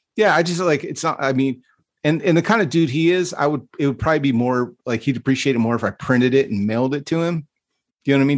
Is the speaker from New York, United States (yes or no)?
no; Stockton, California, United States; Growing up in Stockton, you, like, I don't think it's any secret that it is a rough place to live, and it's a rough place to grow up